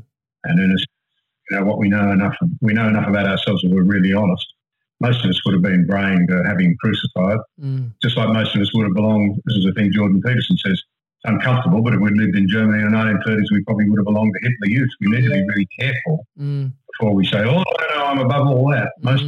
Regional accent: Sydney, New South Wales, Australia; We're predominantly of a Presbyterian background, really, because we're a Scottish family originally. I went to an Anglican school in Sydney.

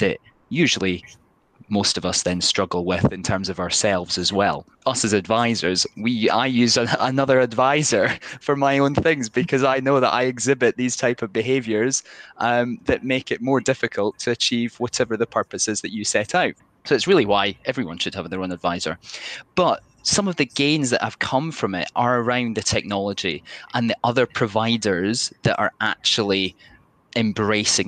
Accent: Dumfries, Scotland, United Kingdom; I'm from Dumfries, Southwest Scotland

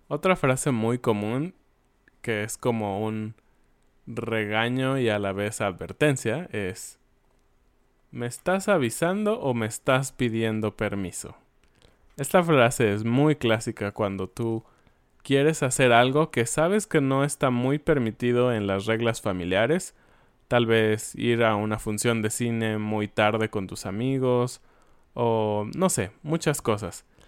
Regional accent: Mexico; nosotros, como mexicanos

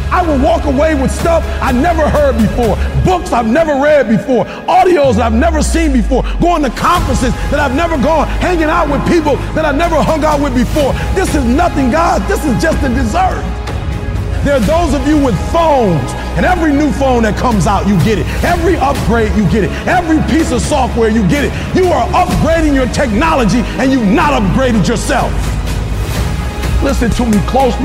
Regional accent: Detroit, Michigan, United States

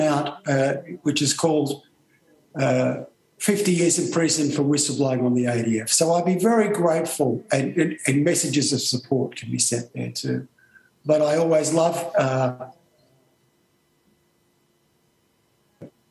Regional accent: Australia; as an Australian.

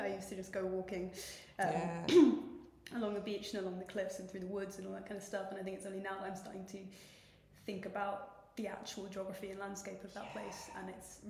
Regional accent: Heswall, North West England, United Kingdom; accent: posh Scouse; I grew up in Heswall, like on the North Wales side, the Flash bit, posh Scouse.

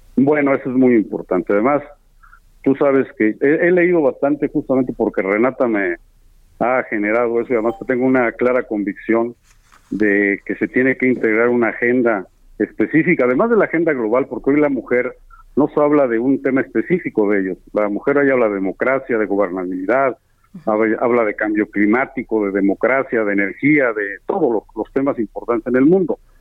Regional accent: State of Mexico, Mexico; Allá en el Estado de México, de donde soy yo

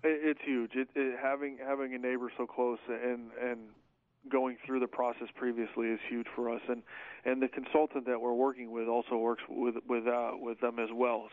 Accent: Syracuse, New York, United States; moved away as an adult; I'm originally from from the Syracuse, New York area. Uh, born and raised in New York

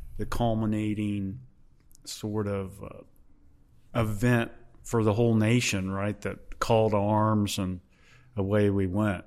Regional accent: Hamilton, Ohio, United States; I was born in Hamilton, Ohio. in June of nineteen fifty-nine

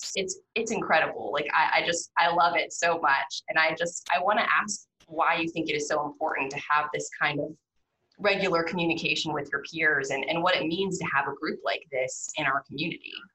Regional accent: Pittsburgh, Pennsylvania, United States; moved away as an adult; also born or lived in Baton Rouge, Louisiana; now in Louisiana, United States; I'm not from down here originally. I'm from Pittsburgh, Pennsylvania, and I was in college when Katrina hit

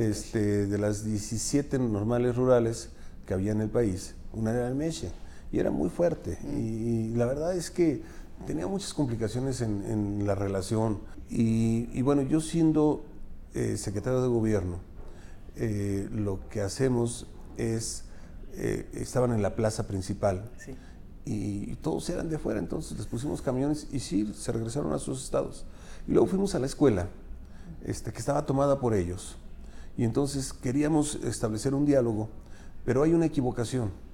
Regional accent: Pachuca, Hidalgo, Mexico; also born or lived in Atotonilco de Tula, Hidalgo; yo recuerdo cuando llegué a Pachuca a los seis años, o sea, nací en Pachuca, nos fuimos para allá y luego regresé

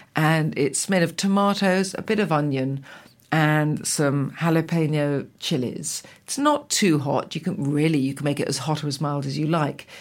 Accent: England, United Kingdom; also born or lived in Italy; I'm an English cook

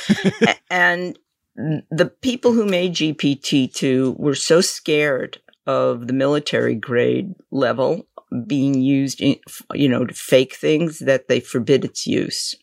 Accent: New York, United States; I'm from New York

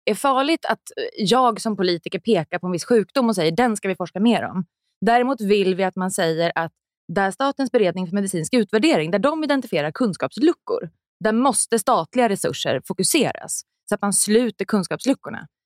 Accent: Sweden; born there; vi ändå haft rätt till abort sen innan jag föddes i Sverige.

